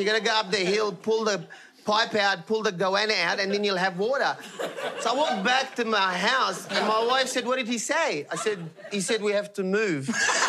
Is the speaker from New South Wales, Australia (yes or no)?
yes; Sydney, New South Wales, Australia; I grew up in Punchbowl.